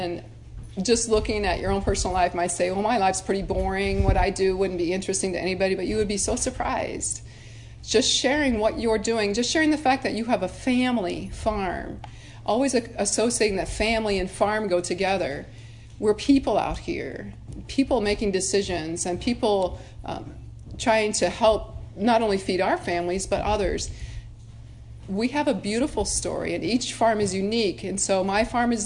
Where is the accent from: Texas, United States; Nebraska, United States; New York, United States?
Nebraska, United States; I was from Nebraska, and family farm, have cattle